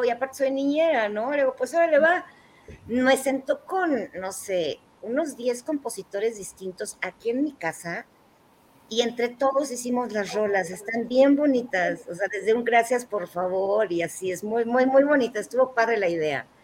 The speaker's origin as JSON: {"language": "Spanish", "region": "Mexico City", "country": "Mexico", "tie": "born or raised there", "said": "Y toda mi familia es del norte, pero pues te digo que yo crecí aquí, entonces soy más chilanga que nadie."}